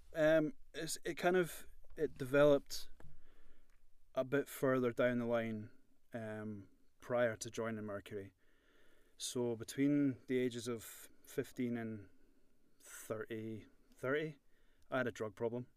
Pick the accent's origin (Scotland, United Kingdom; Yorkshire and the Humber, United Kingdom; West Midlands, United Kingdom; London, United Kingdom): Scotland, United Kingdom; Edinburgh; moved away as an adult; now in Belfast, United Kingdom; I'm born born and bred in Edinburgh, as you can you can imagine from my accent